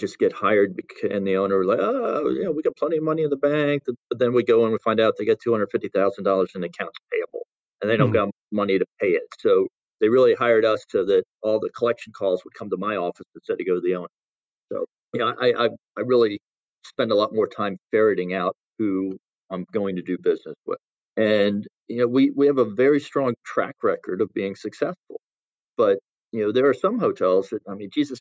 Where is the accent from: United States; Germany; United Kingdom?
United States; Salisbury, Maryland; growing up in Salisbury, Maryland, a small community